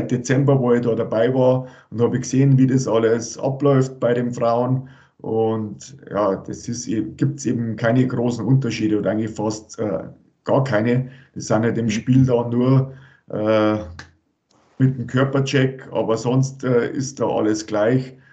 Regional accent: Rosenheim, Bavaria, Germany; ich bin aus Rosenheim, äh, da bin ich geboren und habe das Eishockey spielen gelernt

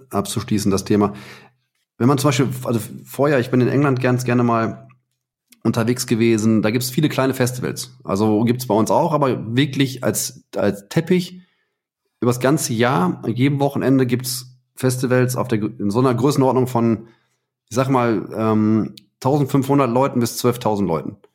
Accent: Heiligenhaus, North Rhine-Westphalia, Germany; ich bin in Heiligenhaus aufgewachsen, ne? am, am Rand vom Ruhrgebiet.

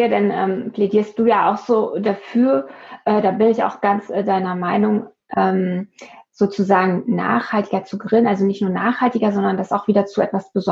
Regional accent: Brandenburg, Germany; now in Berlin, Germany; ich wohne ja in Berlin, aber meine Heimat ist ja so im Nordosten von Berlin, da bin ich auch oft und da haben wir so viele kleine Dörfer und Orte, wo halt so Bauernhöfe sind

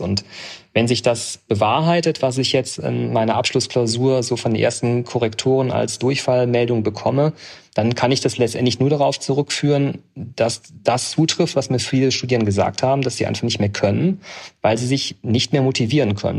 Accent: Aachen, North Rhine-Westphalia, Germany; moved away as an adult; also born or lived in Bonn; now in Augsburg, Germany; Ich bin in Aachen geboren und habe dann die nächste Universität genommen. Das war Bonn und bin aber nach vier Semestern gewechselt, weil ich noch zu nah an zu Hause war

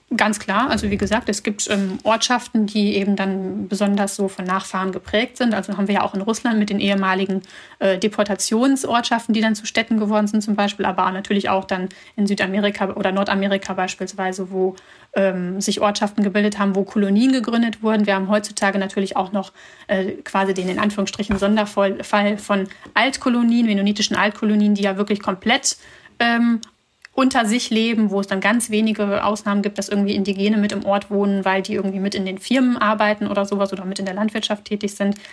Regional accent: Germany; also born or lived in Bishkek, Kyrgyzstan; aufgewachsen bin ich in Deutschland eher in einer ländlichen Region

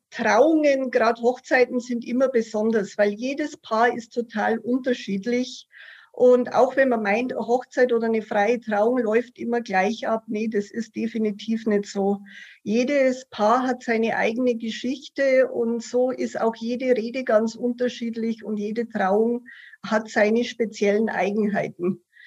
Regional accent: Passau, Bavaria, Germany; now in Munich, Germany; ich komme gebürtig aus Passau und wohne seit über 25

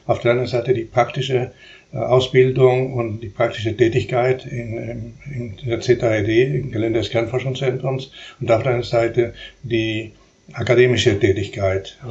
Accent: Uruguay; first language Spanish; German is a second language; moved away as an adult; also born or lived in Chile / Buenos Aires, Argentina / Stuttgart, Germany; now in Karlsruhe, Germany; ich bin in der Tat in Uruguay geboren äh, und habe ich dort bis zu meinem 17. Lebensjahr verbracht.

